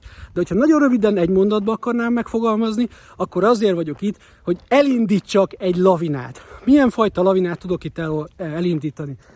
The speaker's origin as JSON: {"language": "Hungarian", "country": "Hungary", "moved": "as an adult", "lives_now": "United States"}